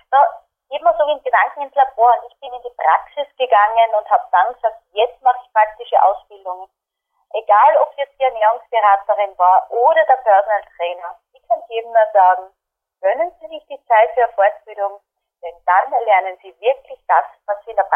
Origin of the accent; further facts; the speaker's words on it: Austria; born there; Wir sind in Österreich geboren, nämlich an die meisten. Wir haben unsere Gene von Österreich und wir sind Milchprodukte gewöhnt.